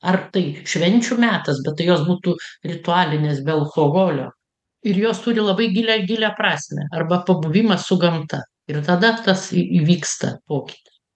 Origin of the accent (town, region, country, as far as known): Lithuania